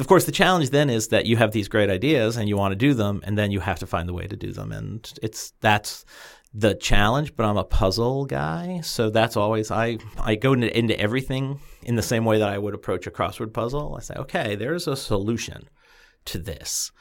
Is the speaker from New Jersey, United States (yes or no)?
yes; New Jersey, United States; I grew up in North Jersey, just outside of New York City, so I knew the, the area.